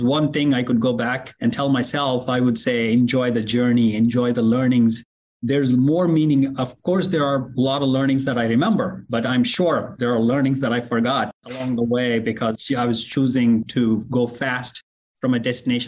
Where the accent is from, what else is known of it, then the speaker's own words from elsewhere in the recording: India; English is a second language; moved away as an adult; also born or lived in Oklahoma; now in United States; I grew up in India, in a very small farming community.